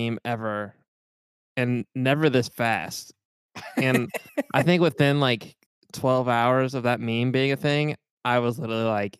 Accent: El Paso, Texas, United States; I'm from the real West Texas, like El Paso, Texas.

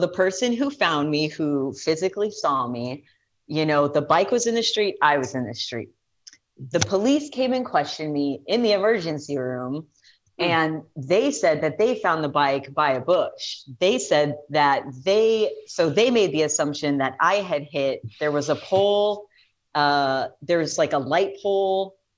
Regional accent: Fremont, Nebraska, United States; moved away as an adult; now in Omaha, United States; I came directly from Fremont, which is my hometown.

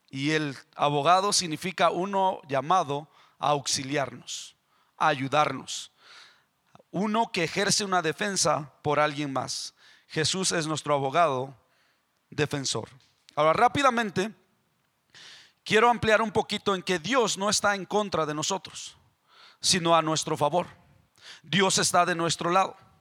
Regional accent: Mexico; moved away; Yo soy el mexicano

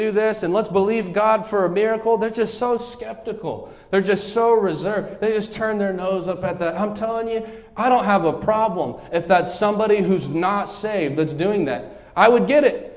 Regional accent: United States; Where I'm from New Mexico, West Texas

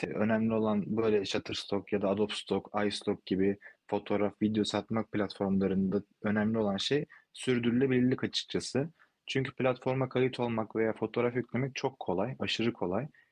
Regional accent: İzmir, Turkey; also born or lived in Istanbul, Turkey / Spain; İzmirliyim, İzmir'de yaşıyorum

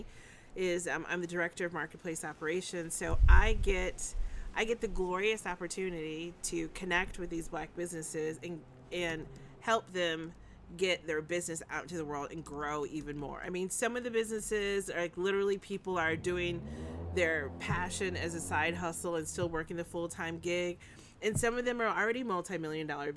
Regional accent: Ann Arbor, Michigan, United States; moved away as an adult; I grew up in the bustling metropolis of Ann Arbor, Michigan

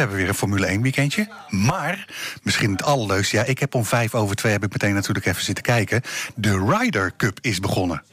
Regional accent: Zwolle, Overijssel, Netherlands; moved away; ik kwam uit Zwolle daar, daar, een beetje daar die kant op

